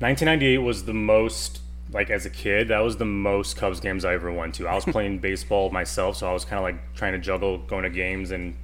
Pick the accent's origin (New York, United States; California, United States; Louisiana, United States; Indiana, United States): Indiana, United States; Crown Point; I grew up in Northwest Indiana, a town called Crown Point